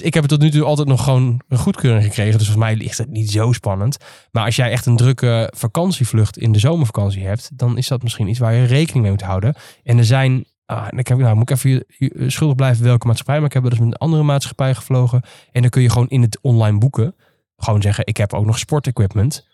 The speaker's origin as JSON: {"language": "Dutch", "country": "Netherlands", "said": "als Nederlanders"}